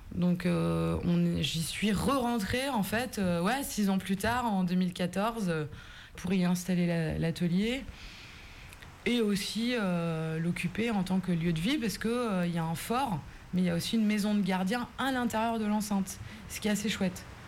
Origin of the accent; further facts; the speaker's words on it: Brittany, France; also born or lived in Belle-Île / Rennes; Belle-Île et Groix, c'est des îles que je voyais de la fenêtre de la maison où j'ai grandi.